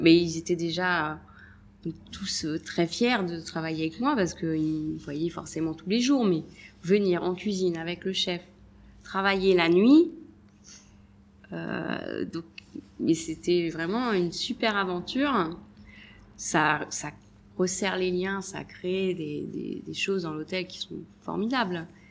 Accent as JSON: {"language": "French", "town": "Deauville", "region": "Normandy", "country": "France", "tie": "born or raised there", "also_born_or_lived": "Paris / Switzerland", "moved": "as an adult", "lives_now": "Nice, France", "said": "moi je suis originaire de Deauville"}